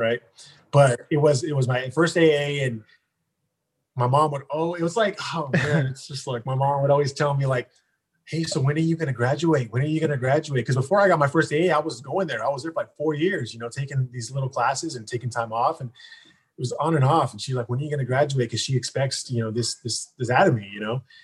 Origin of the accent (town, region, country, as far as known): Stockton, California, United States; born or raised there; also born or lived in Hayward, California